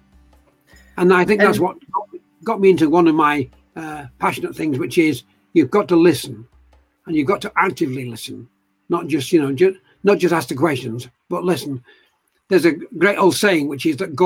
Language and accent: English; Eccles, North West England, United Kingdom; now in Leeds, United Kingdom; I was born in Manchester, actually, at a place called Eccles.